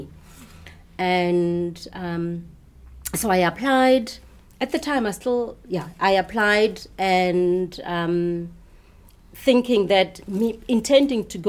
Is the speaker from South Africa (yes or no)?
yes; South Africa; I'm from South Africa